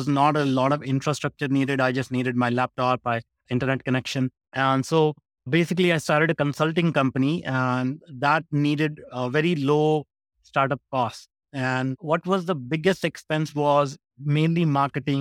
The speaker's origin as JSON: {"language": "English", "country": "India", "tie": "born or raised there", "also_born_or_lived": "North America", "moved": "as an adult", "said": "I grew up in India and I started my career at 15 working in a factory for $2 a day."}